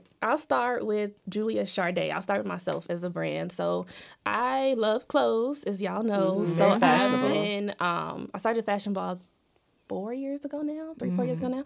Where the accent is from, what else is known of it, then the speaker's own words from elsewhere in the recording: Jamaica; I'm Jamaican